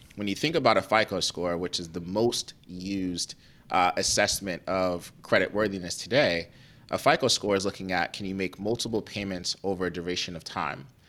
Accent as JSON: {"language": "English", "town": "Cleveland", "region": "Ohio", "country": "United States", "tie": "born or raised there", "also_born_or_lived": "New York", "moved": "yes", "said": "I grew up in Cleveland, uh, Ohio"}